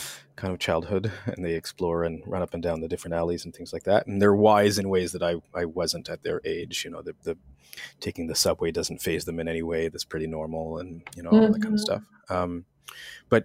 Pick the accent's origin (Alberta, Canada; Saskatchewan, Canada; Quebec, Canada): Quebec, Canada; outside of Montreal; I grew up in Quebec, outside of Montreal.